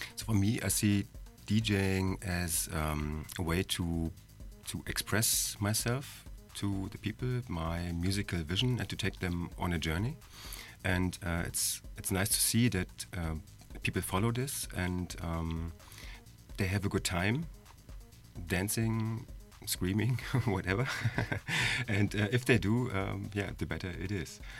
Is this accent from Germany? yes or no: yes; eastern Germany, Germany; I come from Eastern Germany and uh, there was hardly vinyl available